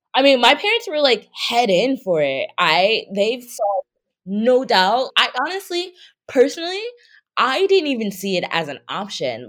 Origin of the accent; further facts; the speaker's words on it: Easton, Pennsylvania, United States; moved away as an adult; also born or lived in Philadelphia / Nantucket; now in New York, United States; I actually was born and raised a little bit outside of Philly in this small town called Easton